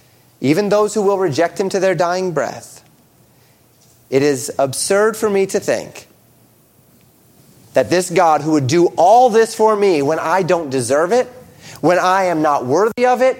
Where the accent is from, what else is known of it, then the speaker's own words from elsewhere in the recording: United States; We as American Christians have been blessed to live in a land